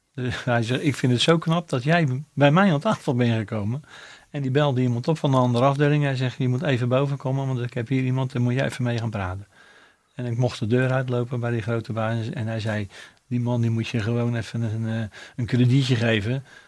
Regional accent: Rotterdam, South Holland, Netherlands; Dus, dus mijn, mijn geboorte is het centrum, maar mijn, mijn hele leven heb ik op eh, Zuid gewoond

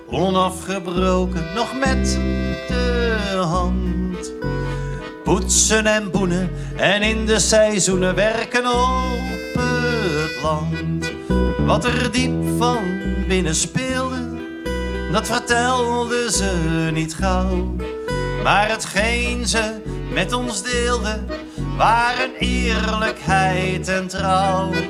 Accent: North Brabant, Netherlands; Ehm, nou, kom ik dus uit Brabant. Het is misschien niet helemaal meer te horen, maar ik kan het nog wel.

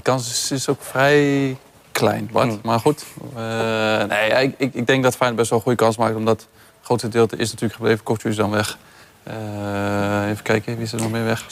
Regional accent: Rotterdam, South Holland, Netherlands; als Rotterdammer

